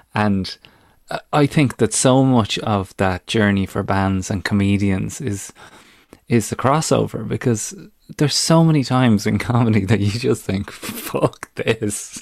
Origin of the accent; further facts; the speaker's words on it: Ireland; now in United Kingdom; youngster growing up in Ireland